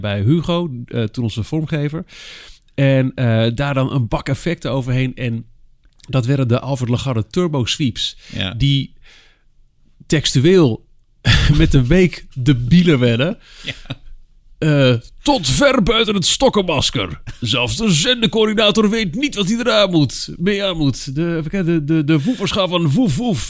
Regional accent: Almelo, Overijssel, Netherlands; Ik kom uit Almelo

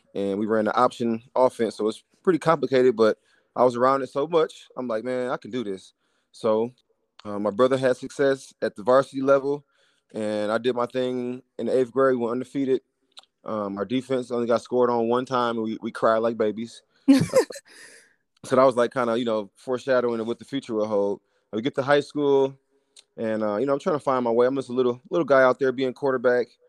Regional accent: Flint, Michigan, United States; moved away as an adult; also born or lived in Kansas City / Dallas; I grew up in Flint, Michigan, playing basketball

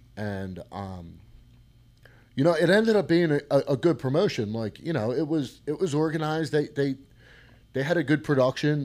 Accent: Collingdale, Pennsylvania, United States; I grew up in Collingdale and uh, Collingdale Bulldogs

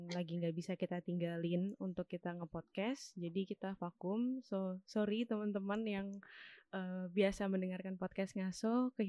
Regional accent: Malang, East Java, Indonesia; Aku dari Malang.

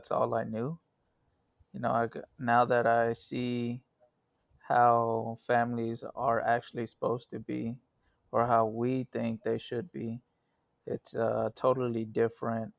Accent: Dallas, Texas, United States; I grew up here in Dallas. Different parts of Dallas, North Dallas and East Dallas and Lovefield area

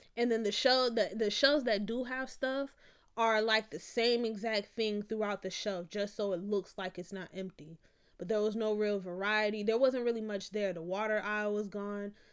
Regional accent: Florida, United States; I'm from Florida

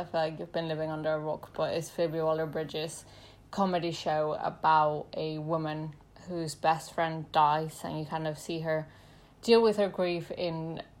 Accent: Mexico City, Mexico; I'm from Mexico City.

